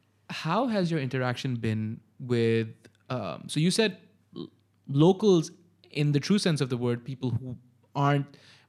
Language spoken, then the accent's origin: English; Hyderabad, Sindh, Pakistan; born there; So I was born in Hyderabad.